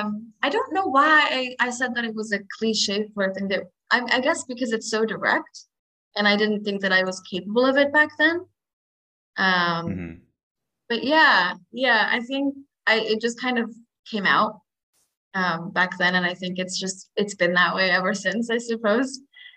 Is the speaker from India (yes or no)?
yes; India; Because I mean, I have brown eyes, and I'm Indian. I was surrounded by Indians most of my life.